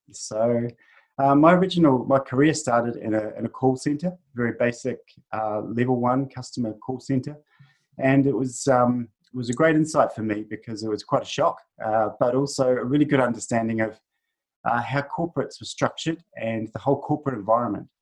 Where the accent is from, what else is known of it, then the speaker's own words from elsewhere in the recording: New Zealand; moved away as an adult; also born or lived in north of Sydney, Australia; now in Australia; I'm a Kiwi, uh, originally from New Zealand, and uh, currently living in in Australia. I've been here for uh, 11 years